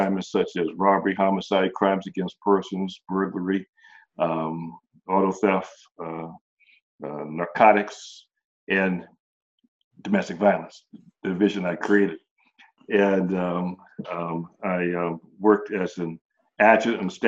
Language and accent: English; Oakland, California, United States; also born or lived in Washington, D.C.; I hail from Oakland, California. I was raised in Oakland.